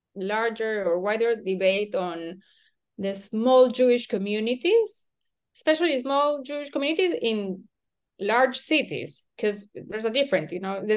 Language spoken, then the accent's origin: English; Lima, Peru; accent: Peruvian; English is a second language; also born or lived in Jerusalem, Israel; Peru, the daughter of Argentine immigrant parents. I was born in 1980 here in Lima. I was raised here in what someone could say the middle class or the upper middle class of Lima.